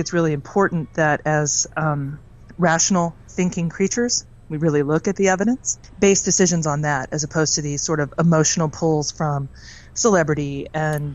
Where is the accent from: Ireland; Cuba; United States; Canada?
United States; Virginia; I'm from Virginia in the United States